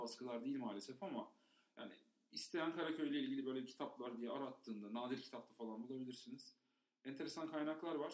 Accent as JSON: {"language": "Turkish", "region": "Istanbul", "country": "Turkey", "tie": "born or raised there", "said": "İstanbul'da büyüdük."}